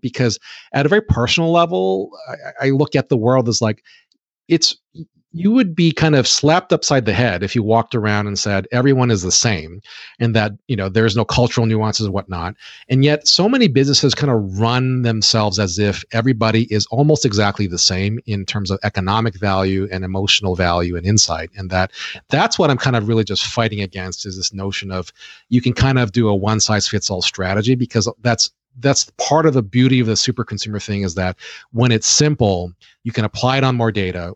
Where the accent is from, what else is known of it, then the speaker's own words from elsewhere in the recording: Hawaii, United States; I was born and raised in Hawaii, as you had mentioned before about my high school.